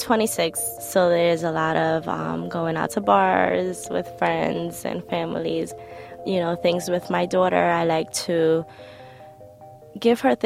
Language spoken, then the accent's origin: English; New York City, New York, United States; I was born and raised in Brooklyn, New York